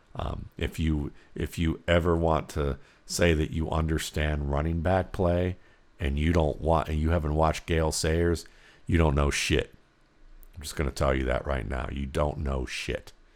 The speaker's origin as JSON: {"language": "English", "town": "Cleveland", "region": "Ohio", "country": "United States", "tie": "born or raised there", "said": "growing up in Cleveland, Ohio."}